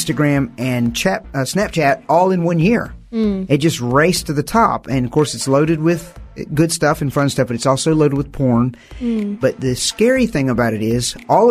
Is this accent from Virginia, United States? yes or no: yes; Virginia, United States; I'm from the United States, from the South